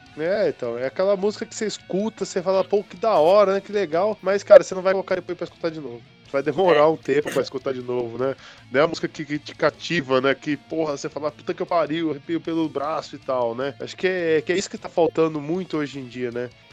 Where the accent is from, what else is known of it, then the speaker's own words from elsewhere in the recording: Hortolândia, São Paulo, Brazil; eu sou de Hortolândia, tinha que ir pra Campinas